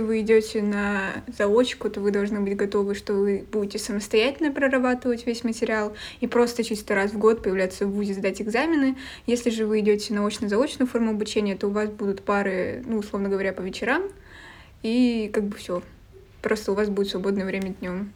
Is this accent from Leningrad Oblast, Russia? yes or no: yes; Vyborg, Leningrad Oblast, Russia; я из Выборга